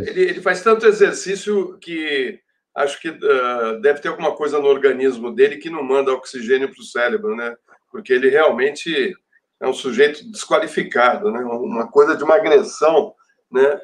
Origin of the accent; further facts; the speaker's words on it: Brazil; nós que somos brasileiros